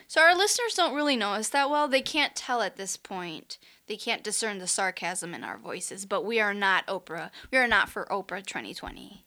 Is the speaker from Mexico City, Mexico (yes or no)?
no; Chihuahua, Mexico; moved away as an adult; also born or lived in Michigan; now in Las Vegas, United States; I am originally from Mexico, from the state of Chihuahua, born and raised, and I came to the U.S. for college